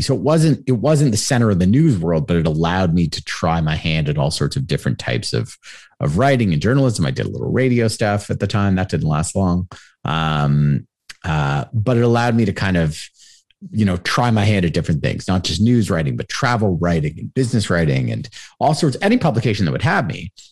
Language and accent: English; Toronto, Ontario, Canada; also born or lived in Montreal; I was born and raised in Toronto, my parents were both from Montreal